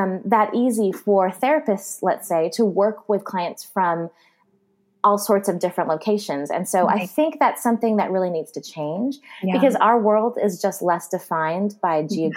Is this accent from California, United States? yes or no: yes; California, United States; I'm from California